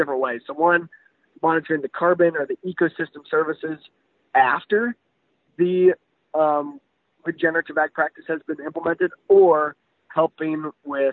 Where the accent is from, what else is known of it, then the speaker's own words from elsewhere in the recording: United States; we as American agriculturalists